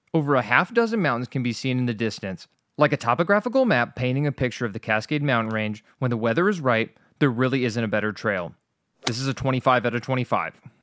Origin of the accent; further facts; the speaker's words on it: Pacific Northwest, United States; I grew up in the Pacific Northwest